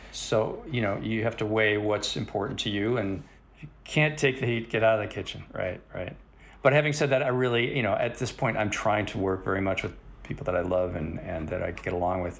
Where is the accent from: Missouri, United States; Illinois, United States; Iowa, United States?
Illinois, United States; Chicago; moved away as an adult; now in Los Angeles, United States; I grew up in Chicago, went to film school at Columbia College, uh, right out of high school